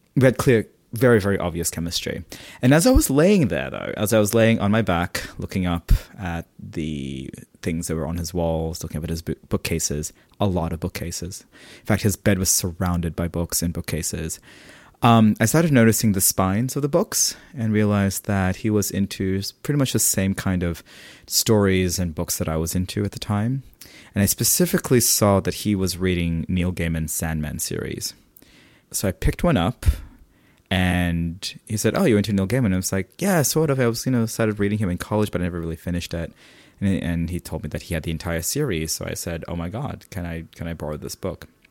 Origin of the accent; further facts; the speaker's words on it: Sydney, New South Wales, Australia; also born or lived in Philippines; growing up in Australia